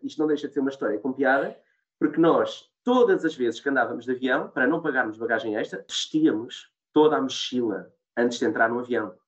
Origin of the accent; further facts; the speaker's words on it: Portugal; nós somos portugueses